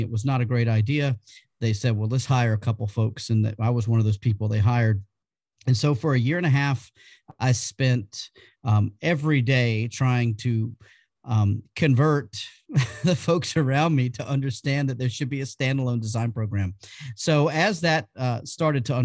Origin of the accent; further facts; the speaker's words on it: Georgia, United States; moved away as an adult; now in South Korea; I am from the lovely state of Georgia